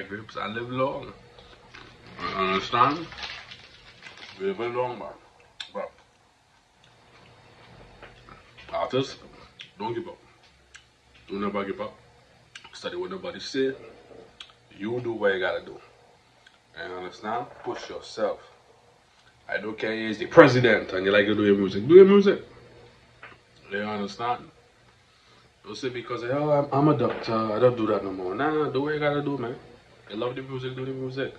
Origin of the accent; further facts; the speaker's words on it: Trinidad & Tobago; accent: Trinidadian; we gotta keep the accent strong, the Trinidadian accent